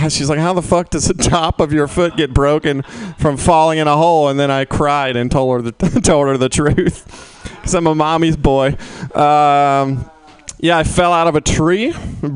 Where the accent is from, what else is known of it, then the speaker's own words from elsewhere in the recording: the South, United States; I'm from the South